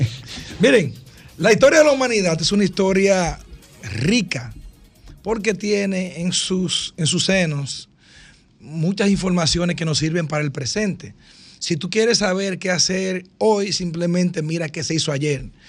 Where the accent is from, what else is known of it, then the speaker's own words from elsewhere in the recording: Dominican Republic; nosotros los dominicanos